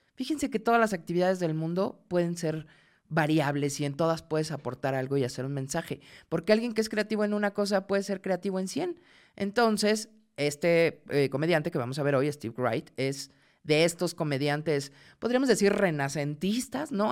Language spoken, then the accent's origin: Spanish; Mexico; soy mexicana